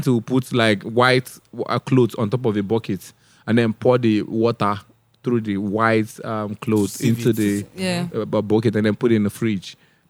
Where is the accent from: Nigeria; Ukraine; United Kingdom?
Nigeria; Onitsha, Anambra; I was born in Onitsha.